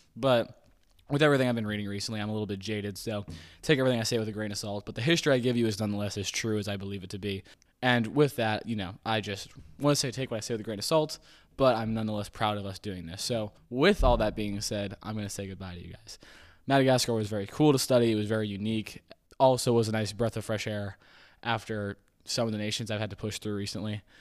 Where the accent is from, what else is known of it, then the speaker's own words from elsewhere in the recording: United States; I am an American